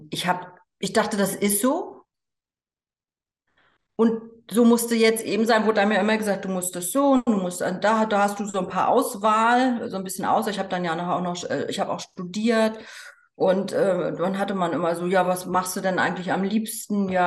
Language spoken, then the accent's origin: German; East Germany, Germany; es war damals noch Ost und West, ich bin in, in der DDR aufgewachsen.